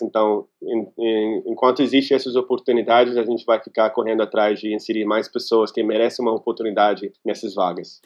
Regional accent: California, United States; Portuguese is a second language; moved away as an adult; also born or lived in Rio de Janeiro, Brazil; eu sou americano, eu sou da Califórnia.

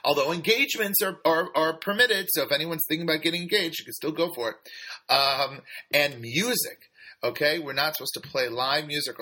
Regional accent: San Francisco, California, United States; I grew up in San Francisco in the, 80s and 90s

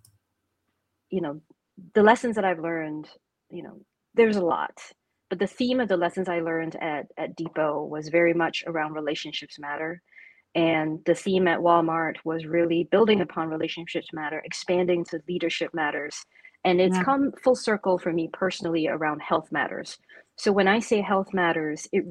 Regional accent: Singapore; moved away as an adult; also born or lived in Atlanta, Georgia, United States / China; having grown up as a and still identifying as a proud Singaporean

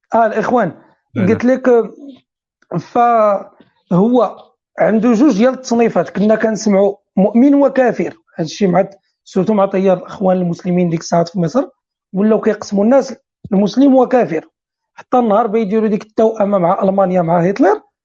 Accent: Morocco; عندنا في المغرب

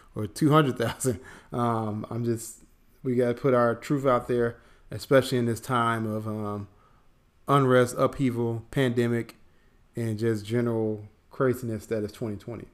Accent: Chicago, Illinois, United States; now in Atlanta, United States; I'm from Chicago

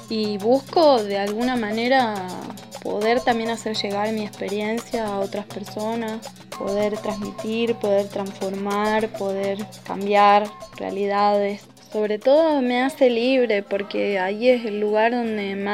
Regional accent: Salta, Argentina; also born or lived in San Antonio de los Cobres; Nací en Salta Capital. Me crié con una familia bastante abierta para su

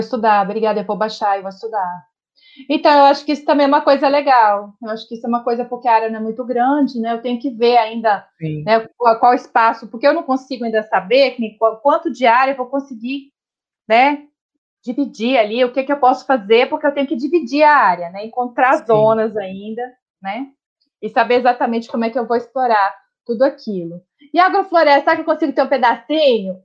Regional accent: Minas Gerais, Brazil; now in Brasília, Brazil; sou mineira

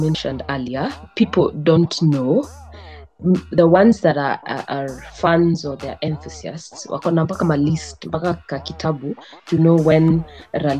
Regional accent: Kenya; our lives as Kenyan women

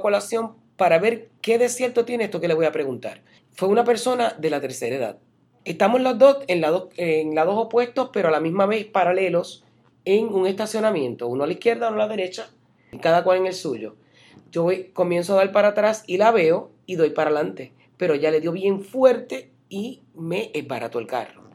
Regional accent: Puerto Rico; moved away as an adult; now in Central Florida, United States; uno viene de la Isla del Encanto, de donde soy yo

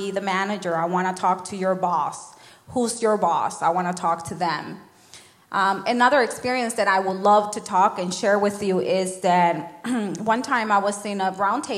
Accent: Nicaragua; moved away; I'm not Mexican. I'm from Nicaragua

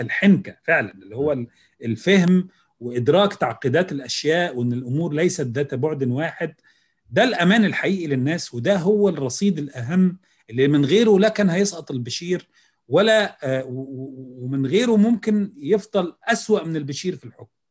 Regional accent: Egypt; عندنا في مصر

